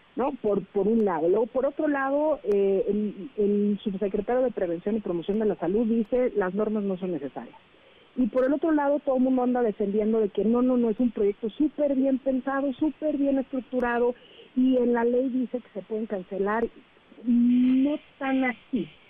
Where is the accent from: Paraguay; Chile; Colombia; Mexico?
Mexico; nosotros como mexicanos